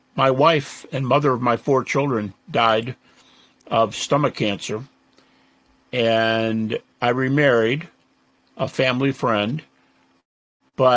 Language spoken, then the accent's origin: English; Detroit, Michigan, United States; I'm from Detroit, and I was raised in my youngest years in the Methodist Church, but my folks moved.